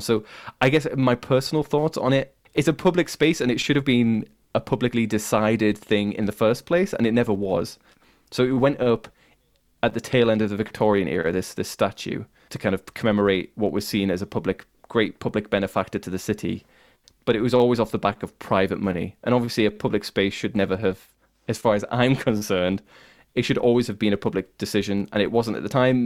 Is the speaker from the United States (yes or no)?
no; the north of England, United Kingdom; accent: very northern; I have a very northern accent. My accent is, like, the Starks from, uh, Game of Thrones